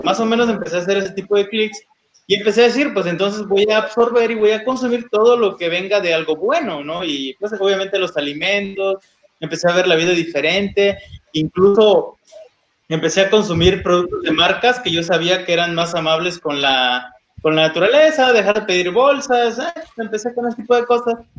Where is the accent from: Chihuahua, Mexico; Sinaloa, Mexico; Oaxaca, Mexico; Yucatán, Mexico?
Oaxaca, Mexico; moved away; como yo soy de Oaxaca, me traigo chocolate de allá